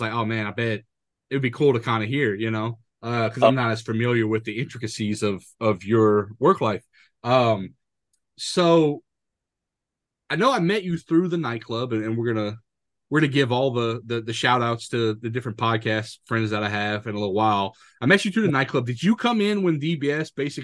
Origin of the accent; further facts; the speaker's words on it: central Louisiana, United States; also born or lived in Montana / New Jersey; I was born and mostly raised here in Louisiana, central Louisiana